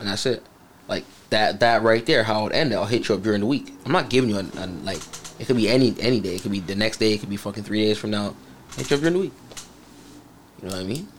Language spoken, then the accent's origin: English; Grenada; I'm from a small island, zine, like Grenada